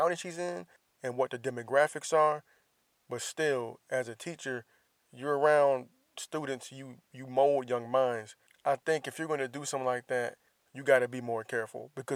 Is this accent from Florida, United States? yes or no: yes; Florida, United States; my home state, the Sunshine State